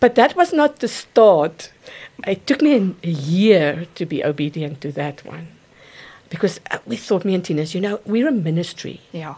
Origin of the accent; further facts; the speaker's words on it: Gauteng, South Africa; also born or lived in Mokopane (Potgietersrus), Limpopo; we moved to to Gauteng area, and that's my, basically where I grew up and I worked.